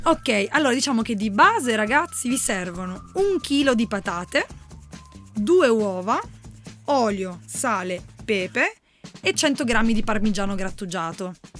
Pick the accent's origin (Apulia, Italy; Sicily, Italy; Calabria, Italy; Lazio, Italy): Apulia, Italy; io e Valerio sappiatelo siamo pugliesi